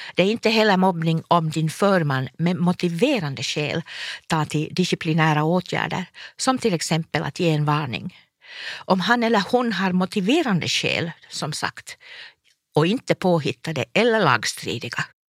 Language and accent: Swedish; Forsby sawmill, Pernå municipality, Uusimaa, Finland; Min pappa var lärare i Pärnu kommun i Forsbysåg där jag växte upp på skolbacken